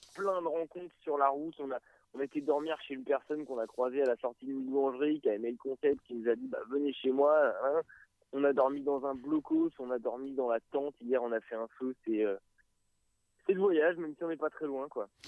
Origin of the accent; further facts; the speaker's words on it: Évreux, Normandy, France; on vient d'Evreux euh, vallée magnifique.